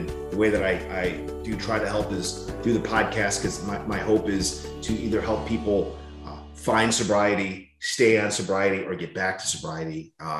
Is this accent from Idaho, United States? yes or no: no; Chicago, Illinois, United States; moved away; I'm from Chicago originally.